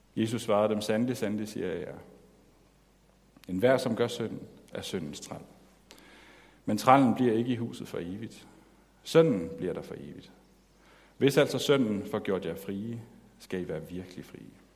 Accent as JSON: {"language": "Danish", "country": "Denmark"}